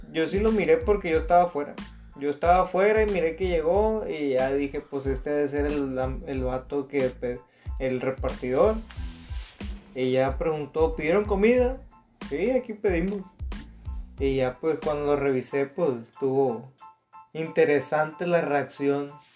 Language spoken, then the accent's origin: Spanish; Mexico